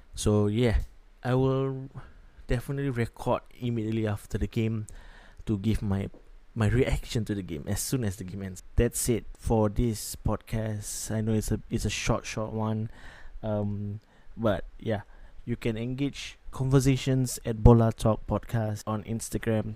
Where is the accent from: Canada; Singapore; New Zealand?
Singapore; I'm from Singapore